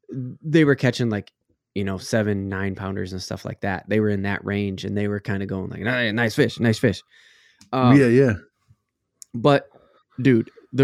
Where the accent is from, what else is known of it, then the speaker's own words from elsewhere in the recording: Texas, United States; I got to throw in, because I came from Texas, you know, Parks and Wildlife.